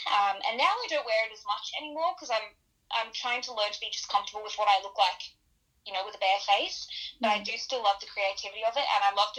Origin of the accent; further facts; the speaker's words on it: Sydney, New South Wales, Australia; Yeah, Sydney.